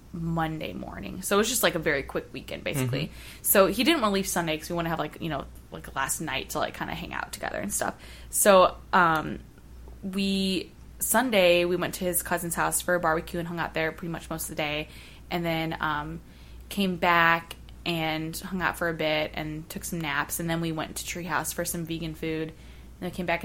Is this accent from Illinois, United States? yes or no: no; St. Louis, Missouri, United States; I've been born and raised in St. Louis, mm-hmm. like, have never lived anywhere else